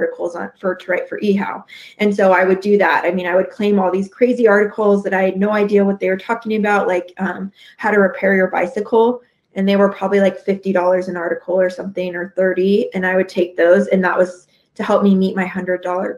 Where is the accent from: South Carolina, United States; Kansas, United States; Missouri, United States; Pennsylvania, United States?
Kansas, United States; 2 hours west of Kansas City, United States; my hometown is 2 hours west of Kansas City